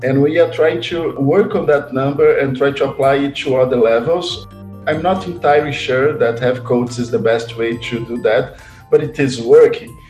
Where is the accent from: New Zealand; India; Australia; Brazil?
Brazil; English is a second language; also born or lived in Bristol; I was born in Brazil, but I'm actually a uh, mixed race African Brazilian since my father is Egyptian